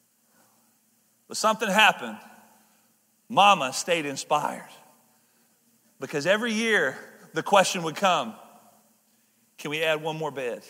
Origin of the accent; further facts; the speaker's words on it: the South, United States; I'm from the South